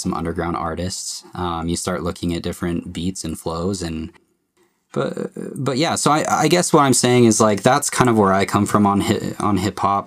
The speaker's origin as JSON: {"language": "English", "region": "Utah", "country": "United States", "said": "I'm basically like your average guy in Utah"}